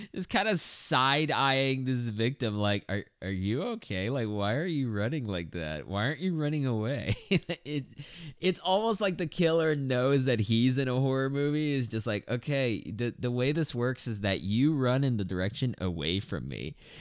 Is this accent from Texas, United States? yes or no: yes; Texas, United States; being a Texan